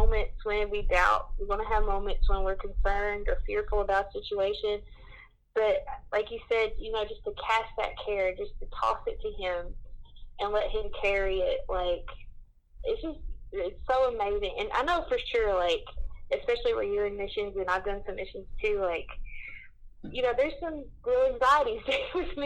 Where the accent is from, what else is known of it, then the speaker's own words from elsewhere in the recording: the South, United States; I grew up in the South